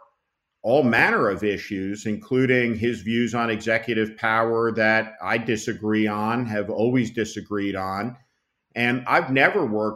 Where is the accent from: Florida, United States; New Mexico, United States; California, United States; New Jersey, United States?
New Jersey, United States; I grew up in New Jersey in a blue collar town in a middle class family